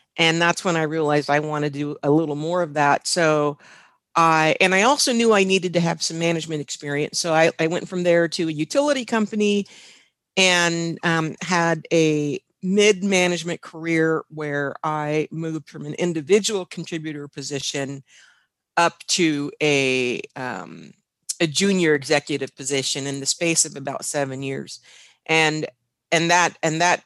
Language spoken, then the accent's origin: English; Washington, United States; I'm from the Pacific Northwest, the state of Washington